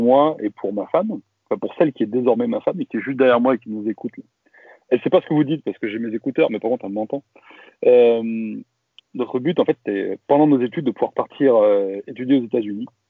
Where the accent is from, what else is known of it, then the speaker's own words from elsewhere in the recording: Valence, Auvergne-Rhône-Alpes, France; also born or lived in Grenoble; Moi, je suis pas grenoblois. Hein. Euh, je suis, de Valence